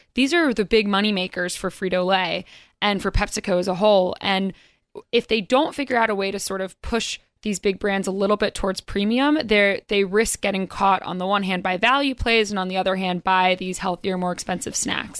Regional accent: North Carolina, United States; now in New York, United States; I'm from North Carolina originally

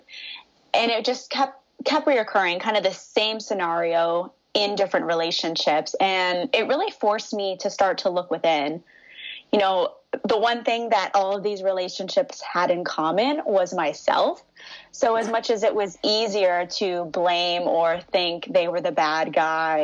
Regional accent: Cleveland, Ohio, United States; moved away as an adult; now in Los Angeles, United States; I'm originally from Cleveland, Ohio

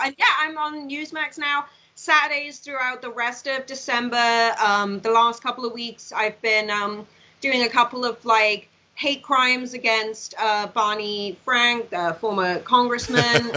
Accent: Swansea, Wales, United Kingdom; born or raised there; moved away as an adult; now in United States

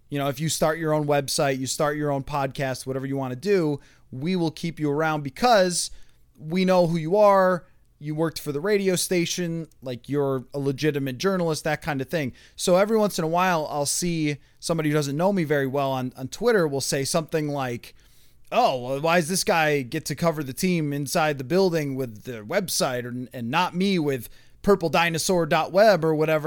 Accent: Buffalo, New York, United States; moved away as an adult; now in Minnesota, United States; I grew up in Buffalo and got a journalism degree there

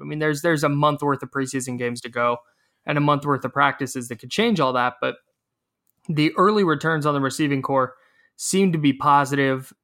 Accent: Brentwood, California, United States; my hometown of Brentwood, down in the East Bay

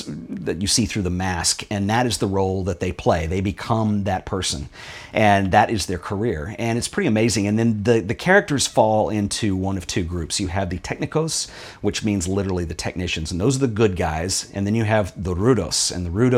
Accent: United States; when I was growing up in the United States

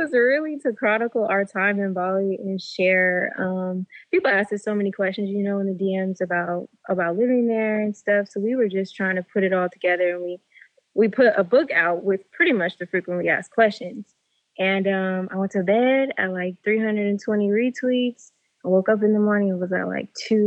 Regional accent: Sacramento, California, United States; I'm from Sacramento

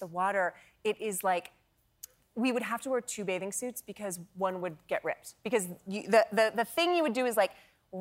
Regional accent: California, United States; I grew up in California

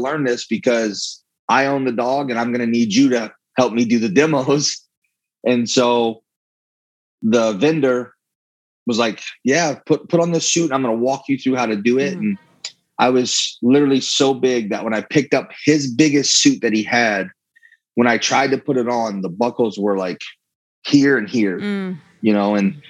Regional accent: Louisiana, United States; I'm from Louisiana

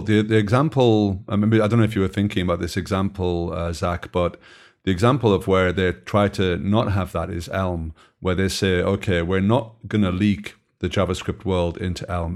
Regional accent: Belgium; I come from Belgium

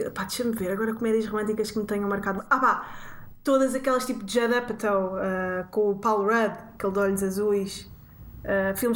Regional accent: Portugal; enquanto portugueses estão tipo estamos habituados ao bom para português

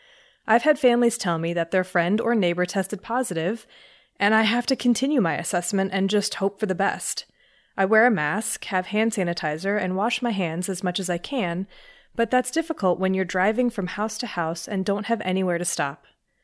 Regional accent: Mexico City, Mexico; I'm originally from Mexico City, and ironically enough, I lived through the H1N1 outbreak during my senior year of high school.

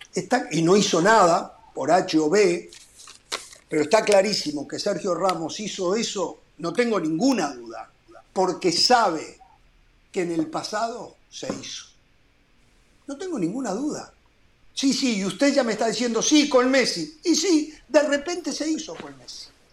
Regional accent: Uruguay; en mi país

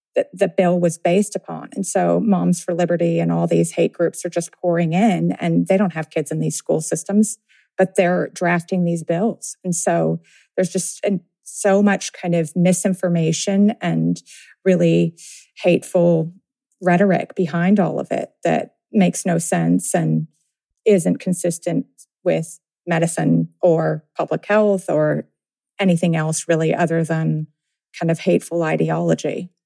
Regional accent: Tennessee, United States; I grew up in Tennessee

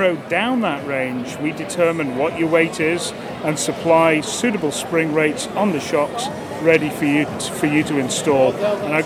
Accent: Liverpool, North West England, United Kingdom; now in Bedford, United States; I'm originally from Liverpool in the UK.

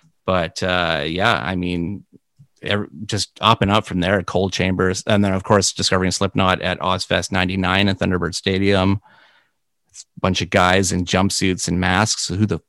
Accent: Canada; to be connected with Gord in any shape or form of your life as a Canadian is just, it's a big deal.

